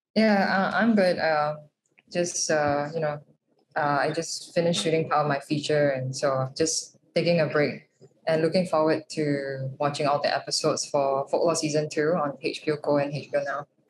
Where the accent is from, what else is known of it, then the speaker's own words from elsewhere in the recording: Singapore; the superstitions that we grew up in, with in Singapore